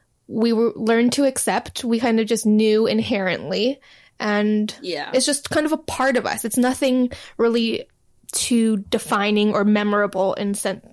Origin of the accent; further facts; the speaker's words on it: Hawaii, United States; moved away as an adult; also born or lived in Hebei, China; now in Los Angeles, United States; I was raised in Hawaii, which is very heavily Asian. So white people are definitely the minority.